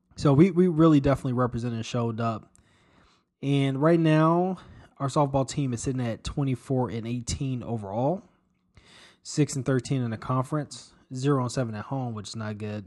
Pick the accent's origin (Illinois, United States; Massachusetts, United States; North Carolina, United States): Illinois, United States; Chicago; moved away; growing up in Chicago